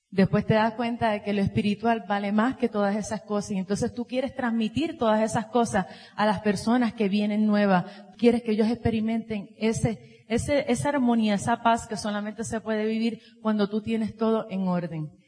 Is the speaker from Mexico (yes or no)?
no; Puerto Rico; venimos de Puerto Rico